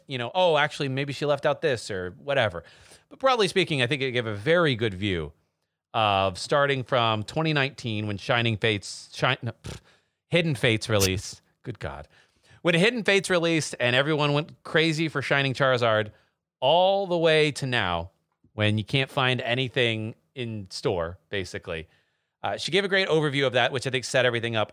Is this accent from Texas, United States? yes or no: yes; Texas, United States; moved away; I'm from Texas originally